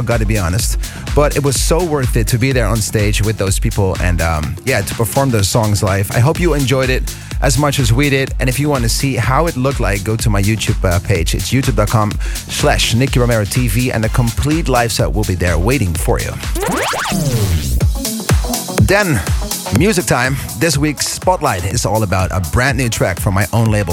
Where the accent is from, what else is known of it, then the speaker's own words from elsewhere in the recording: Veenendaal, Utrecht, Netherlands; here we are back in the studios in Veenendaal. It's my hometown, my home place.